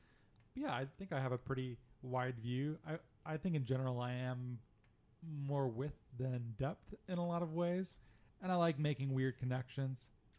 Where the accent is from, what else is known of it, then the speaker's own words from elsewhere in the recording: Phoenix, Arizona, United States; I'm from mostly from Phoenix, and it does have kind of a Phoenician vibe to it.